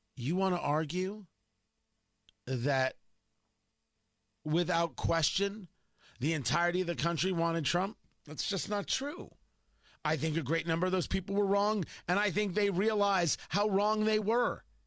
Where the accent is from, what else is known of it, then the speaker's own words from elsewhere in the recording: Middletown, New Jersey, United States; up the road from me growing up in Middletown, New Jersey, in Leonardo